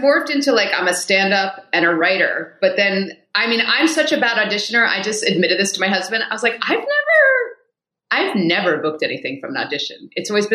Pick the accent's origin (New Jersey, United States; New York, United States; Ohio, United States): New York, United States; New York City; I grew up in New York City